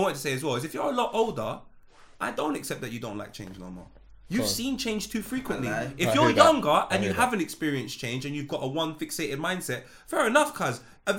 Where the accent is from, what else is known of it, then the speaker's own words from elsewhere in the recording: Jamaica; Well, I'm Jamaican, I'll remain.